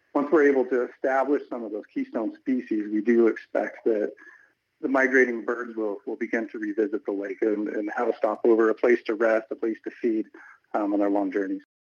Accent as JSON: {"language": "English", "town": "Hawthorne", "region": "Nevada", "country": "United States", "tie": "born or raised there", "said": "growing up in Hawthorne. Hawthorne's not an agriculture town."}